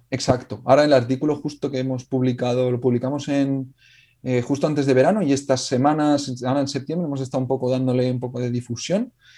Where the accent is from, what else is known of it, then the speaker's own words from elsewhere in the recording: Alcoy, Valencian Community, Spain; yo soy de Alcoy, del norte de Alicante